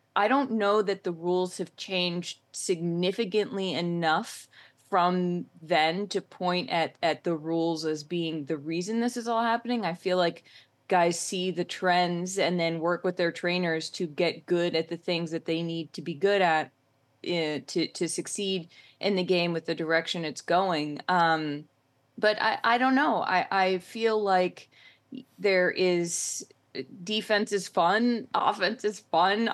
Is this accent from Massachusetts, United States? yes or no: yes; Boston, Massachusetts, United States; I'm from Boston